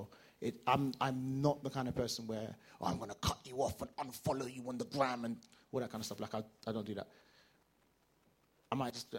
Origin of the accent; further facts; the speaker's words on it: Nigeria; So as a Nigerian, as an academic, as a you know typical African man